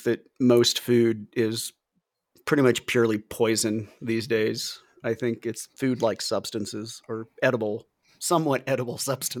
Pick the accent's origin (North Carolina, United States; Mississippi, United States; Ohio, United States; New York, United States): Ohio, United States; moved away; also born or lived in Florida; growing up in the Midwest in Ohio.